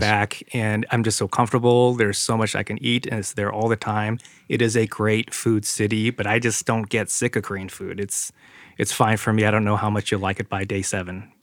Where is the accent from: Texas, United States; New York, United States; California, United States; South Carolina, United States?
California, United States; San Jose; We grew up in San Jose